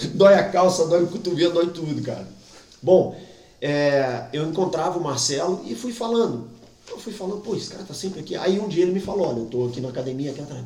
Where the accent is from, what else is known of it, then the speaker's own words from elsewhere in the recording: Brazil; moved away as an adult; now in Portugal; eu sou brasileiro